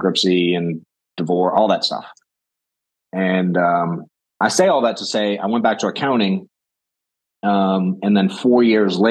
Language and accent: English; Boston, Massachusetts, United States; moved away as an adult; now in Atlanta, United States; I grew up in Boston.